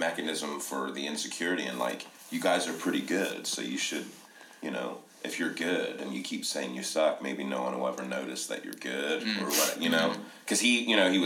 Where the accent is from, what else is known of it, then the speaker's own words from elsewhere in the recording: Columbus area, Ohio, United States; we're from the Columbus area of Ohio